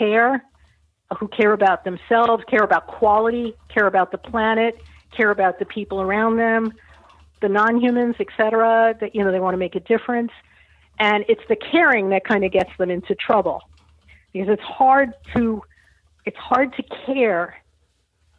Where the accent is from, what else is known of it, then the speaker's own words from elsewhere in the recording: New York, United States; I'm from New York and I love my hyperbole, but I had to let it go. New Yorker